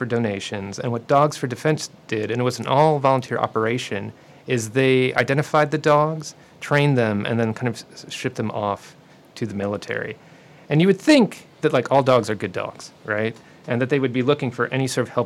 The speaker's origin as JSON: {"language": "English", "town": "Cleveland", "region": "Ohio", "country": "United States", "tie": "born or raised there", "said": "my hometown team, Cleveland"}